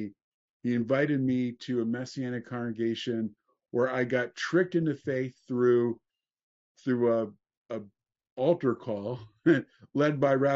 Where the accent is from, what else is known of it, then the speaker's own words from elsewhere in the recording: New Jersey, United States; now in California, United States; I grew up in New Jersey in a traditional Jewish family